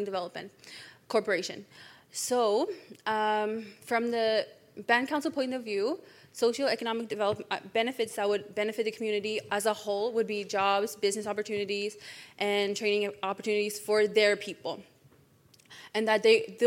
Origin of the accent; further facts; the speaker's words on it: Iwishchi, Quebec, Canada; now in Ottawa, Canada; I'm from Iwishchi